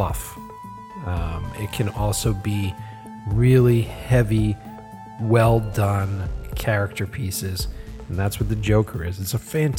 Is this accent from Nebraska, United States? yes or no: no; Boston, Massachusetts, United States; accent: Boston; my Boston accent comes out a little.